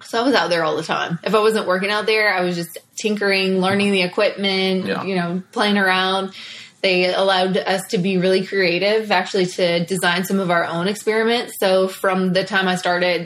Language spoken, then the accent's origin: English; Louisville, Kentucky, United States; I grew up, I always say in and around Louisville